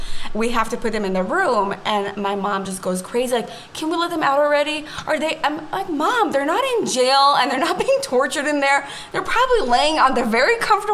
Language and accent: English; Israel; English is a second language; I grew up in Israel, I was born and raised in Israel, but my mom is from San Francisco originally